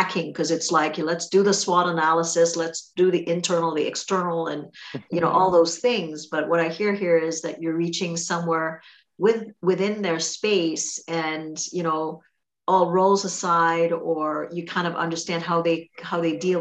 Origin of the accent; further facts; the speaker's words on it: Trinidad & Tobago; accent: Trinidadian; That's my Trinidadian accent